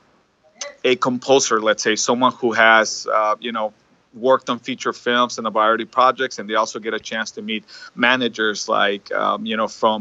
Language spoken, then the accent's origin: English; Tucson, Arizona, United States; where I grew up in Tucson, Arizona